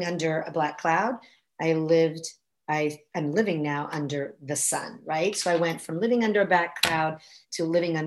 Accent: Florence, Tuscany, Italy; moved away as an adult; now in United States; I was born and raised in Florence, Italy

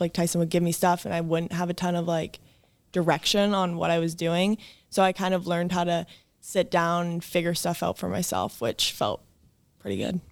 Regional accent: Edmonds, Washington, United States; I grew up in Edmonds

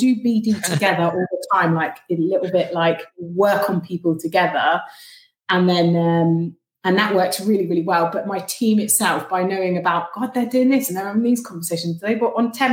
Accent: Cornwall, South West England, United Kingdom; moved away; I am originally from Cornwall

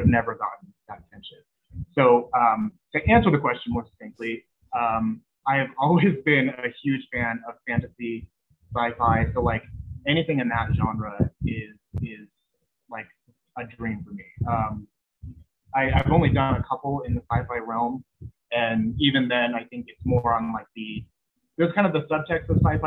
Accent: San Bernardino, California, United States; also born or lived in high desert area, California; I'm from San Bernardino

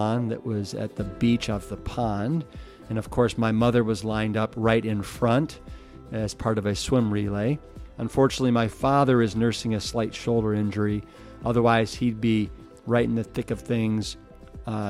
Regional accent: Cleveland, Ohio, United States; we host the Pepperidge Labor Day Olympics, which is where we grew up in Cleveland, Ohio

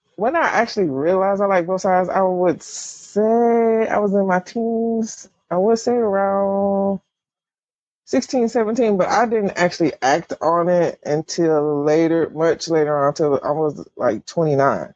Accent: the South, United States; I grew up in the South Baptist

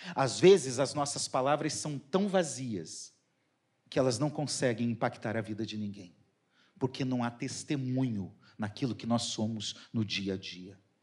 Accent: Curitiba, Paraná, Brazil; now in Rio de Janeiro, Brazil; Eu sou curitibano

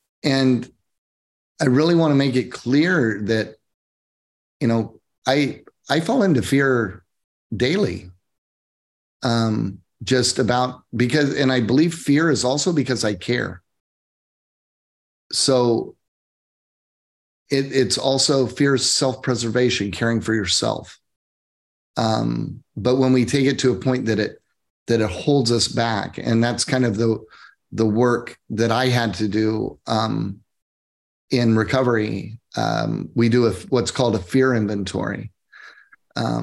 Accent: Oklahoma, United States; moved away as an adult; now in Coachella Valley, United States; I came from Oklahoma. I grew up in the Bible Belt.

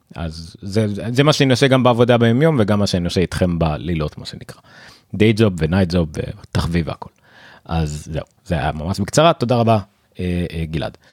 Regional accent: Israel

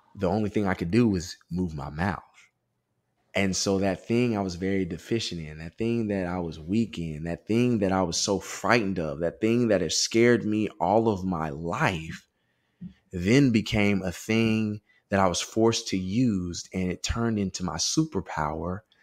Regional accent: Austin, Texas, United States; moved away as an adult; also born or lived in Southern California; growing up in West Austin, Westlake High School suburban area

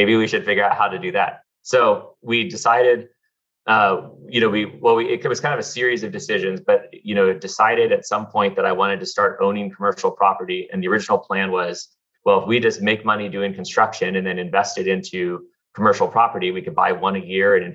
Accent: Southern California, United States; I grew up in Southern California, went to UCLA

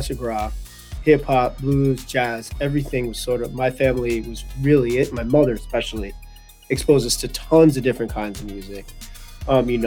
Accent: Merrick, New York, United States; born or raised there

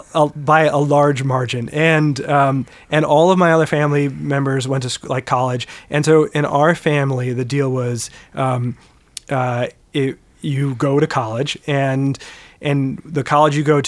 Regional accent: Wilmette, Illinois, United States; now in Evanston, United States; I grew up in Wilmette.

